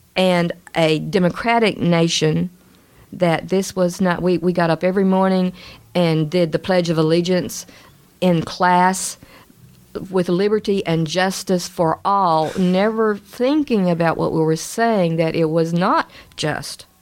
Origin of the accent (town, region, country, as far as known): Little Rock, Arkansas, United States; born or raised there